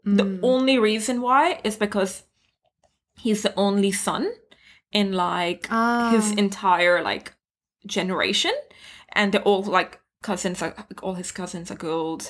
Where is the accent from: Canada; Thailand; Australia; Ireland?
Thailand; like being Indian growing up in Thailand, going to public school was like not even like something that was ever discussed.